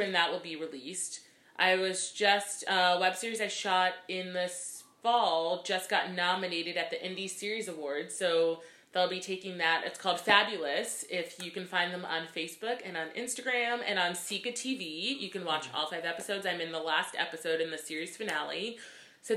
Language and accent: English; Orlando, Florida, United States; moved away as an adult; also born or lived in Brooklyn, New York; now in New York, United States; I grew up in Orlando, Florida, actually. I was born in Brooklyn. I lived here till I was about 7. And then me and my mom and my brother, we moved to Florida, Orlando. And then that's where I spent most of my life